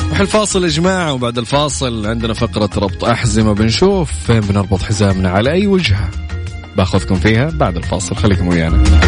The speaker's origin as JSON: {"language": "Arabic", "country": "Saudi Arabia", "said": "بلدنا خميس مشيط"}